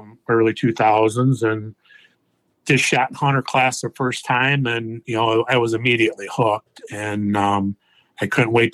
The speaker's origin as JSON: {"language": "English", "region": "Michigan", "country": "United States", "said": "Also from Michigan"}